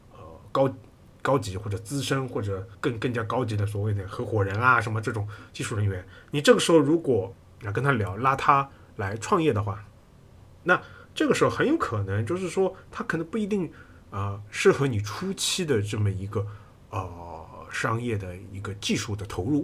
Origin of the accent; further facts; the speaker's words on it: China; 我们中国人